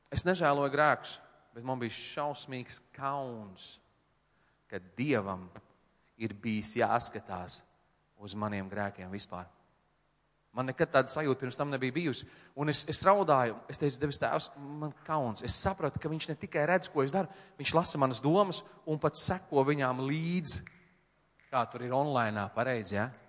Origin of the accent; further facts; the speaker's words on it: Latvia; es no Latvijas